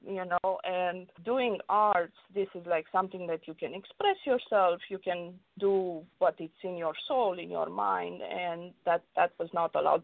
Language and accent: English; Romania; now in Los Angeles, United States; growing up in Romania, it was tough because I grew up uh, during the communist regime.